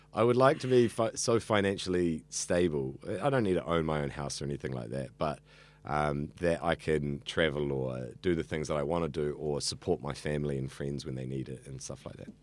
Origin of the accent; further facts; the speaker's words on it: Auckland, New Zealand; I grew up here in central Auckland.